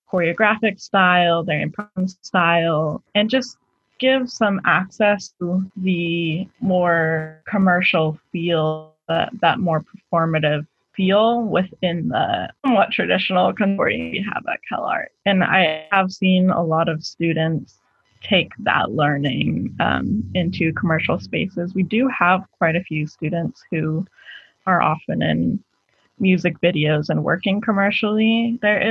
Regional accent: Seattle, Washington, United States; now in California, United States; I'm originally from Seattle, Washington

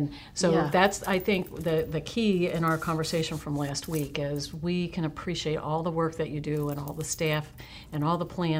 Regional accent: Cincinnati, Ohio, United States; moved away as an adult; now in Menomonee Falls, United States; I was born and raised in Ohio, Cincinnati, went to college at Miami University, lived in Ohio most of my adult life

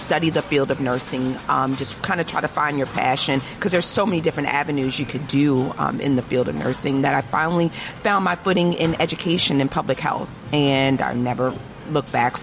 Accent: Crofton, Maryland, United States; that was where I was born and raised.

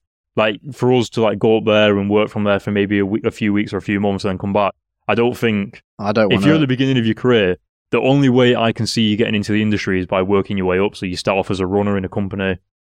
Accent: Rochdale, North West England, United Kingdom; moved away; I'm from Rochdale.

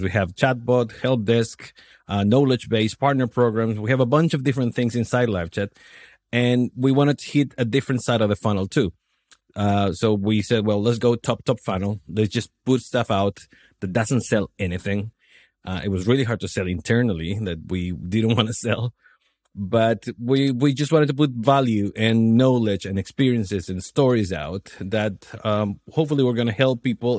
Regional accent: Chile; moved away as an adult; also born or lived in New Zealand / Australia / Miami; now in Poland; I'm, I'm from Chile. I left the country when I was twenty

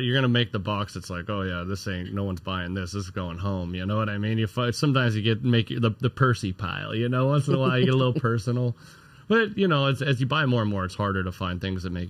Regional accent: Arizona, United States; now in Southern California, United States; I'm originally from Arizona

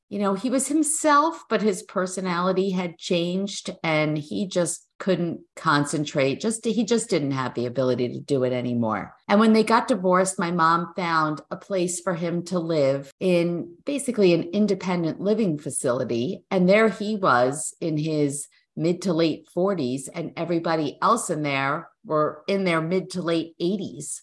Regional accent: New York, United States; moved away as an adult; now in New Jersey, United States; We're originally from New York

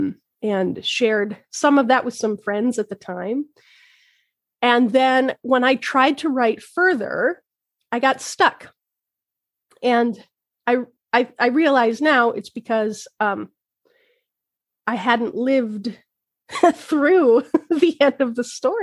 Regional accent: Logan, Utah, United States; now in Twin Cities, Minnesota, United States; Logan, Utah, which is my hometown

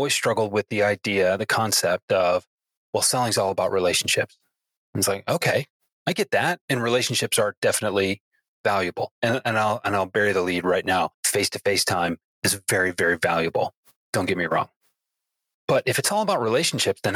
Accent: Detroit, Michigan, United States; I'm proud to call myself a Detroiter

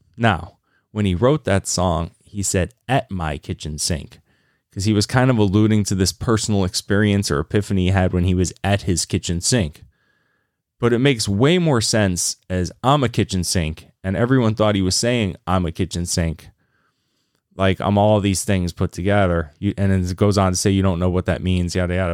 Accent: Lynchburg, Virginia, United States; I grew up in Virginia in Lynchburg, Virginia

